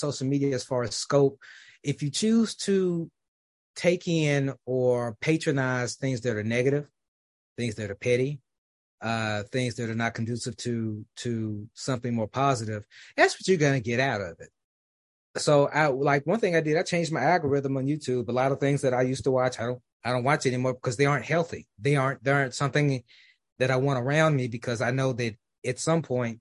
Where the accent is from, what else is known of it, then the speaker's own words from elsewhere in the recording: Memphis, Tennessee, United States; now in Dallas, United States; my hometown of Memphis, even though I live in Dallas